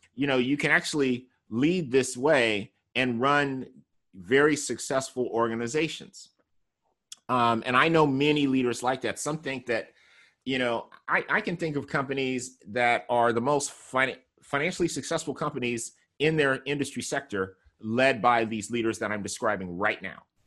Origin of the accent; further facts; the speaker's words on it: California, United States; I'm from California